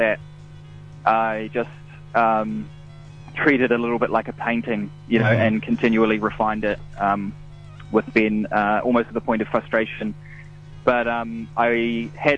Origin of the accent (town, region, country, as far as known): Lower Hutt, Wellington, New Zealand; born or raised there; also born or lived in Wainuiomata